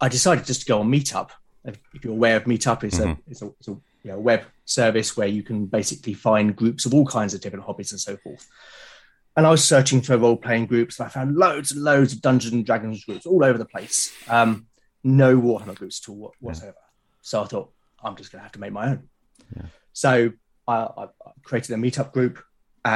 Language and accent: English; London, United Kingdom; accent: London; moved away as an adult; also born or lived in Portsmouth; now in Hampshire, United Kingdom; I grew up in South London